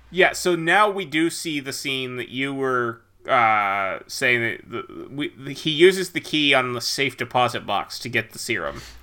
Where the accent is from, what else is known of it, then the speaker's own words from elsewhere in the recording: United States; as an American